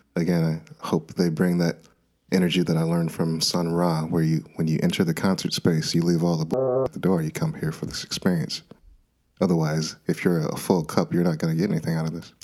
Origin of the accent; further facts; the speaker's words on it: Minnesota, United States; I was born and raised in Minnesota